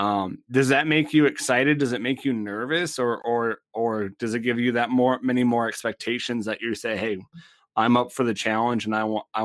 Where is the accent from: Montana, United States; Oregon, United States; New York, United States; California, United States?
Montana, United States; I'm from Montana